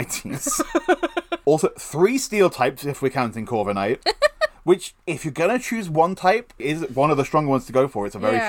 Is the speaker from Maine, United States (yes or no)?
yes; Maine, United States; Like Furious, because I'm from Maine.